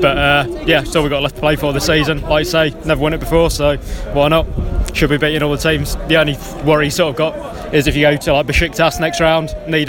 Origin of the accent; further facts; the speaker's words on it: Peterborough, East of England, United Kingdom; now in Leicester, United Kingdom; born in Peterborough